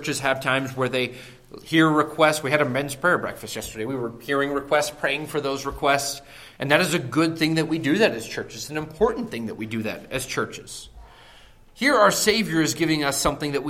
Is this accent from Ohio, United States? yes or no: yes; close to Akron, Northeast Ohio, United States; moved away; I grew up in Northeast Ohio